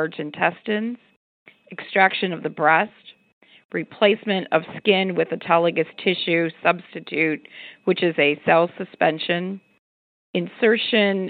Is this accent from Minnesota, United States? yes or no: no; Pittsburgh, Pennsylvania, United States; my hometown of Pittsburgh